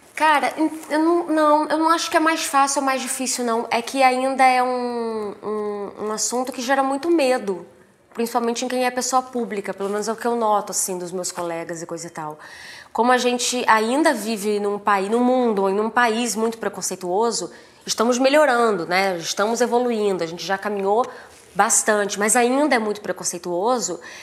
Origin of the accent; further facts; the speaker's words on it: Três Rios, Rio de Janeiro, Brazil; eu sou de Três Rios, né? Tive uma infância, uma adolescência bem humilde, assim.